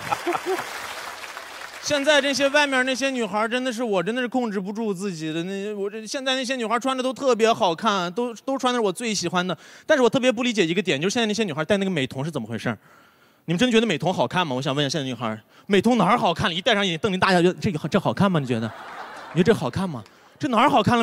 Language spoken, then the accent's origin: Chinese; Xinjiang, China; Chinese is a second language; moved away; 我是新疆